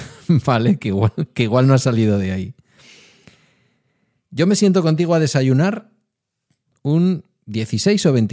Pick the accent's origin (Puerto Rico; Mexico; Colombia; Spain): Spain; oiga, somos españoles y somos de por sí porteros y porteras.